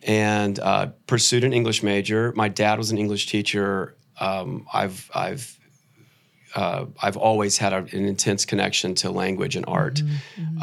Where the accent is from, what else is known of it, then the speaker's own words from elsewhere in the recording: Atlanta, Georgia, United States; also born or lived in New York; I grew up around Atlanta